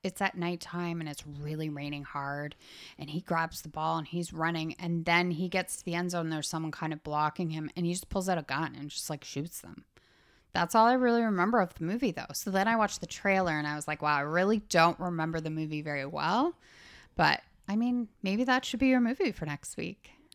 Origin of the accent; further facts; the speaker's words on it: Canada; we are Canadian